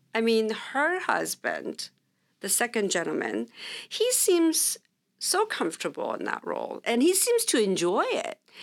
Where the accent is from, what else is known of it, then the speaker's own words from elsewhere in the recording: Orange County, California, United States; also born or lived in Sacramento; we grew up in Orange County